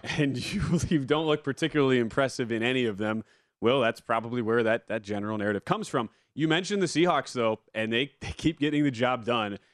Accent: Wisconsin, United States; growing up in Wisconsin.

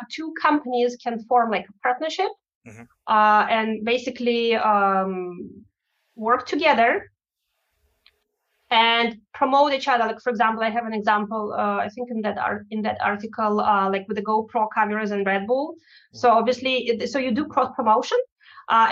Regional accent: Russia; English is a second language; moved away; it's my home country

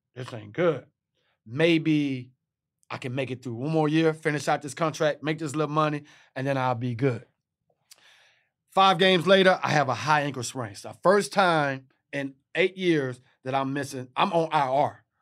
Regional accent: Texas, United States; I'm from Texas

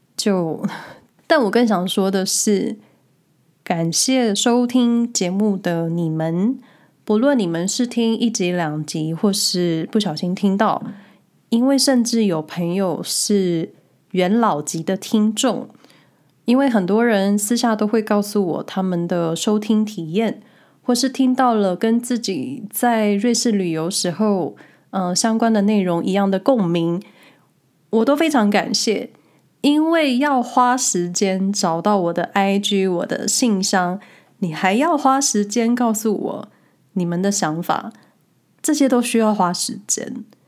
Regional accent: Taiwan; now in Switzerland; 之前回台湾的时候

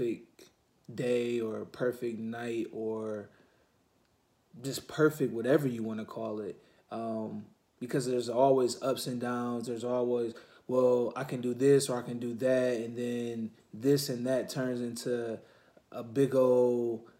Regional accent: Ypsilanti, Michigan, United States; I am from Ypsilanti, Michigan

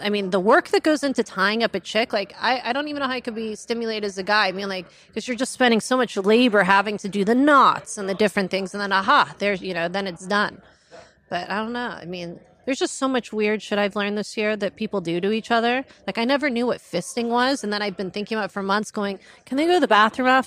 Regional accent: Calabasas, California, United States; where I grew up in Calabasas, it was sheltered as hell.

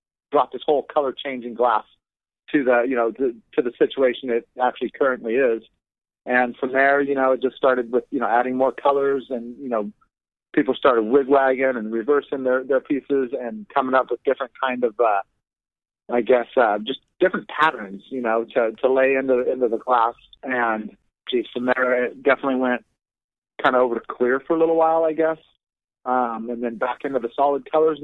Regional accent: Southern Oregon, United States; I was actually born and raised in Oregon. Southern Oregon, even

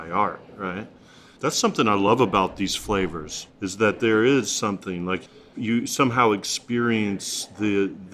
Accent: Western North Carolina, United States; I grew up here in Western North Carolina.

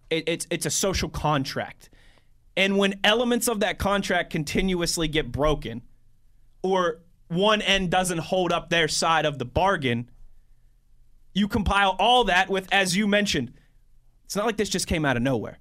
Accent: Cranberry, Pennsylvania, United States; I grew up in Cranberry, Pennsylvania

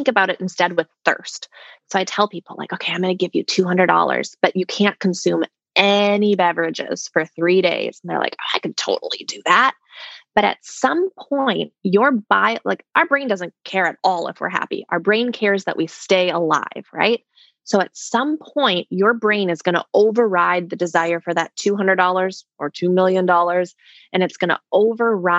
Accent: Minnesota, United States; I'm from Minnesota

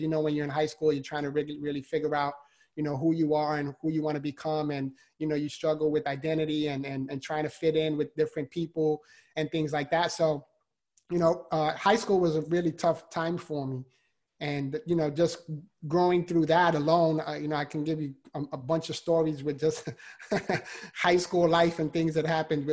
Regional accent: New York City, New York, United States; I was born and raised in the Bronx, New York. So I'm a city boy

